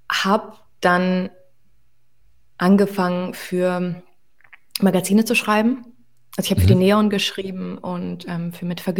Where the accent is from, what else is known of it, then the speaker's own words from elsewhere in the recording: Hanover, Lower Saxony, Germany; also born or lived in Moscow, Russia; now in Berlin, Germany; ich bin mit neun Monaten